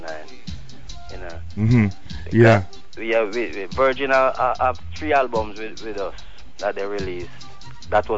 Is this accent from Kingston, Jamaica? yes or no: no; Trelawny, Jamaica; we are from the north coast of Jamaica. We are from Trelawney, which is close to Montego Bay